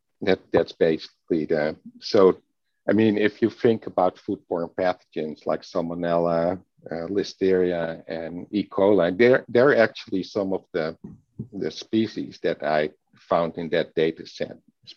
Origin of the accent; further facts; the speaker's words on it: Netherlands; English is a second language; Growing up in the Netherlands.